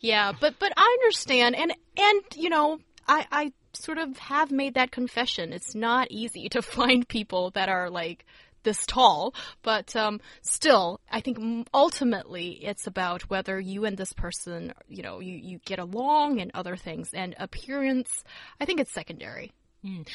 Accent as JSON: {"language": "English", "region": "Beijing", "country": "China", "tie": "born or raised there", "said": "as a northerner and growing growing up in Beijing"}